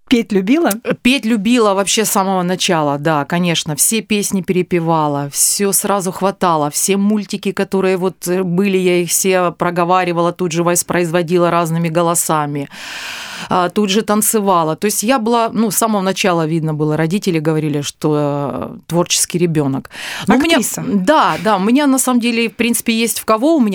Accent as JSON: {"language": "Russian", "town": "Azov", "region": "Rostov Oblast", "country": "Russia", "tie": "born there", "said": "А, ну что, родилась я в Ростовской области, в небольшом городе Азове этот город не находится на Азовском море, до Азовского моря."}